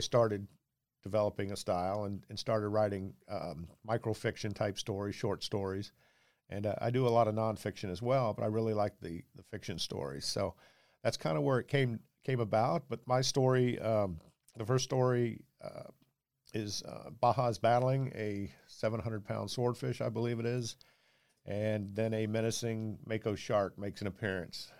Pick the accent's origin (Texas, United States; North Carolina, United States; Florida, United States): Florida, United States; Jacksonville; I'm a native Floridian, I was born in Jacksonville